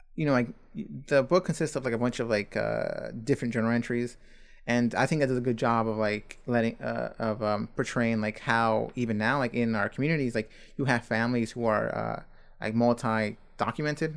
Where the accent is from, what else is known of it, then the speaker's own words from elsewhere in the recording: Buford Highway, Georgia, United States; that lives on Buford Highway